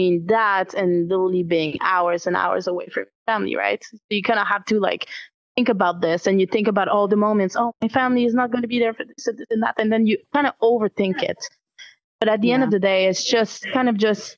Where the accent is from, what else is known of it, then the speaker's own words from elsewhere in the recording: Quebec, Canada; accent: French; I come from Quebec. It's mostly French here. Might hear it in my accent a little bit